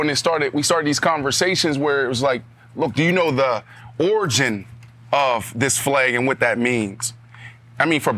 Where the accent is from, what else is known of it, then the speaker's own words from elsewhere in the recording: Pittsburgh, Pennsylvania, United States; I'm from Pittsburgh, Pennsylvania. And we grew up watching the Pittsburgh Steelers, right?